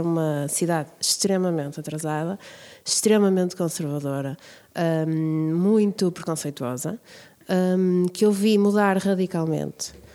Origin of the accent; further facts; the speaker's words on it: Braga, Norte, Portugal; eu cresci nas Parretas, no bairro das Parretas, nos anos 80